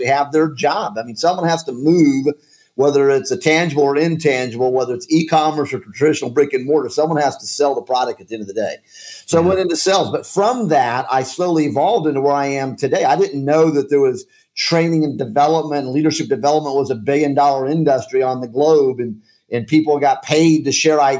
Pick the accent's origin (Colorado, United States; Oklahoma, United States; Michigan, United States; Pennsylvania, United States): Colorado, United States; Colorado Springs; moved away; also born or lived in Kansas City; I grew up in Colorado Springs, Colorado